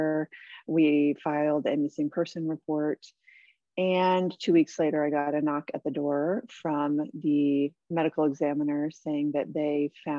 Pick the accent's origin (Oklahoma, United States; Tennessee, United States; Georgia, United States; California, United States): California, United States; San Diego; moved away as an adult; also born or lived in Hawaii / Canada / Australia; I grew up here in San Diego, which is where I am now.